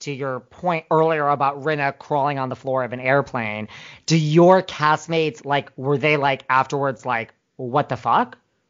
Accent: New York City, New York, United States; Well, I'm from New York City

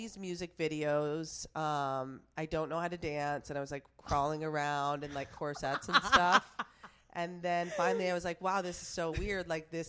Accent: Plattsburgh, New York, United States; Plattsburgh, New York. You've never. Wow. You have no idea. But it's like 30 minutes away from Montreal, Canada.

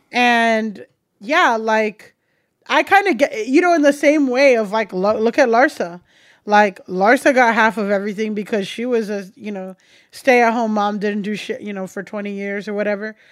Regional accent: South Florida, United States; moved away as an adult; also born or lived in Orange County, California; I grew up in South Florida and I went to college in Orange County, California

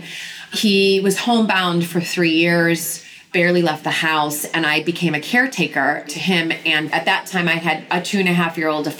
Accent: United States; now in London, United Kingdom; being the American

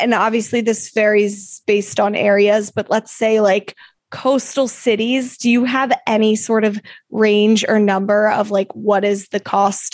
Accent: Salisbury, Maryland, United States; moved away; we went home to the Eastern Shore of Maryland to do that back home

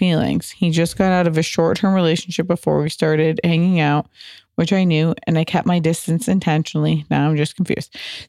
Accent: Midwest, United States; He's from Chile. I am from the Midwest.

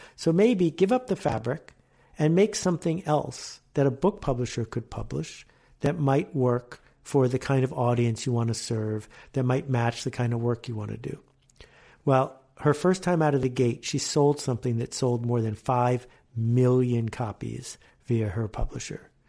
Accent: Buffalo, New York, United States; also born or lived in Canada; I grew up in Buffalo and in Canada

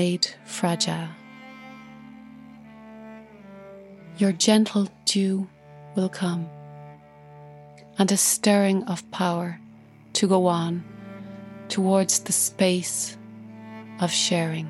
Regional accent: Ireland; I'm an Irish cellist and composer

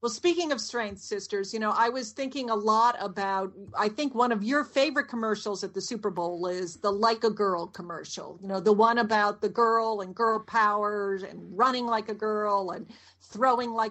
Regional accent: London, United Kingdom; born there; I was born in London, and to be president of the United States, you have to be born in the United States.

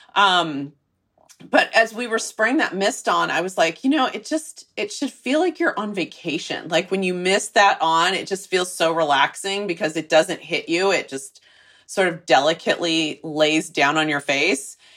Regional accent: Texas, United States; moved away; I'm from Texas, so it's kind of in my blood a little bit

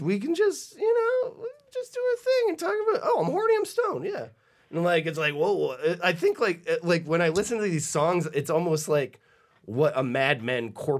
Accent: New Hampshire, United States; I remember being a kid growing up in New Hampshire.

